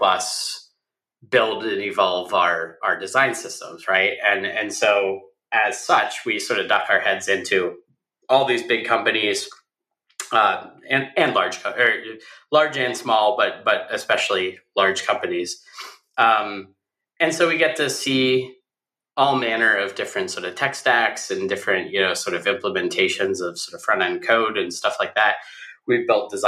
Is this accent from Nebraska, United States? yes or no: no; Oil City, Pennsylvania, United States; now in Pittsburgh, United States; I grew up north of Pittsburgh, a town called Oil City, Pennsylvania